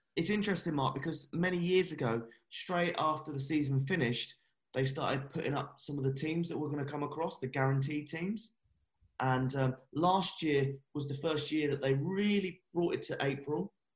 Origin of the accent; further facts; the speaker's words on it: England, United Kingdom; I'm English